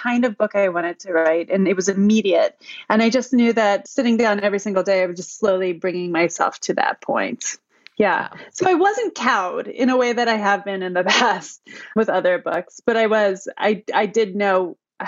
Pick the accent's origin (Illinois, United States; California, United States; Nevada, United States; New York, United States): New York, United States; Cooperstown; I'm from Cooperstown, New York. It's a tiny little town in upstate New York